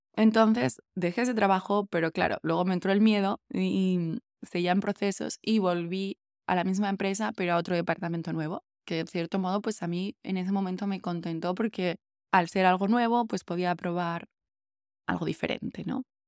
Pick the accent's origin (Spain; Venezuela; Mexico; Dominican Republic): Spain; Asturias; moved away as an adult; also born or lived in Berlin, Germany; cuando ya me fui de Berlín y, y volví a Asturias